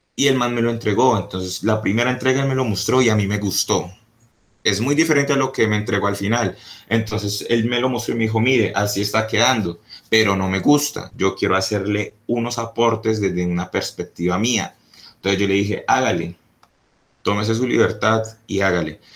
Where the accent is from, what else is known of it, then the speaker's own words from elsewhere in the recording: Colombia; yo soy colombiano